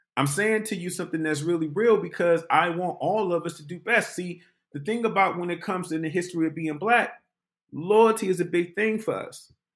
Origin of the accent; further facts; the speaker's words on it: Detroit, Michigan, United States; moved away as an adult; I was from Detroit